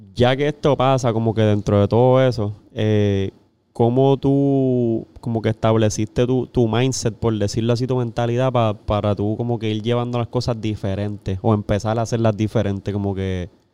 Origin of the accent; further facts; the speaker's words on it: Corozal, Puerto Rico; yo soy de ah. Corozal allá